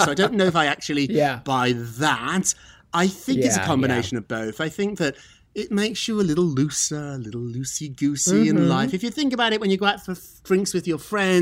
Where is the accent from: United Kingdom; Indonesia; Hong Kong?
United Kingdom; moved away; I'm British.